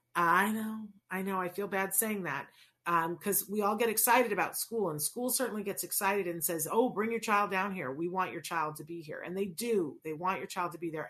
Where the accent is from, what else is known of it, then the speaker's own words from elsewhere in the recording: Saratoga Springs, New York, United States; also born or lived in Puerto Rico; I grew up in Saratoga, New York, and I didn't understand that it was a little bit different than every place else